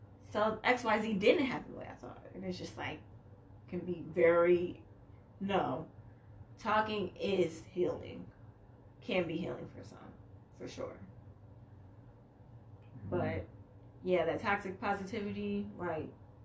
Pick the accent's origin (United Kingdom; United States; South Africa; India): United States; Chicago, Illinois; I'm from Chicago